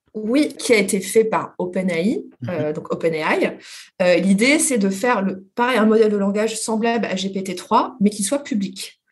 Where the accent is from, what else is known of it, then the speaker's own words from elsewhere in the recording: France; nous, les Français